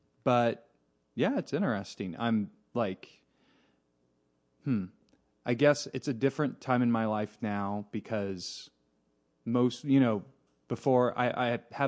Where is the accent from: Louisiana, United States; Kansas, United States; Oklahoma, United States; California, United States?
Oklahoma, United States; Tulsa; But then I've mostly lived in Oklahoma all my life.